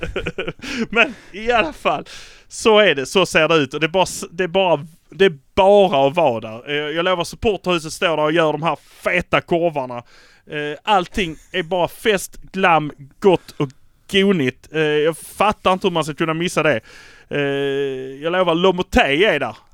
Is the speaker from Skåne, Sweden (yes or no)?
yes; Malmö, Skåne, Sweden; vi är från Malmö